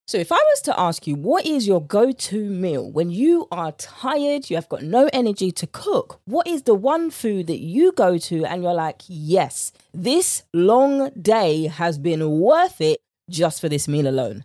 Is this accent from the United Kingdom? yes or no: yes; United Kingdom; accent: British; my British accent